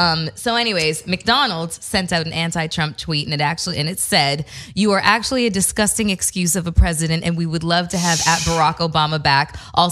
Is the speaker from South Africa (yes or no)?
no; Canada; I'm Canadian.